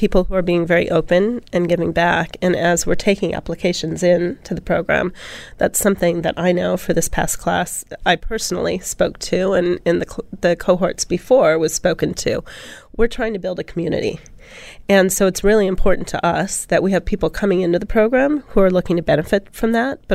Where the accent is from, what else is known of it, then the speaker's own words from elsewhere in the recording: United States; moved away as an adult; also born or lived in Silicon Valley; now in Sydney, Australia; being an American here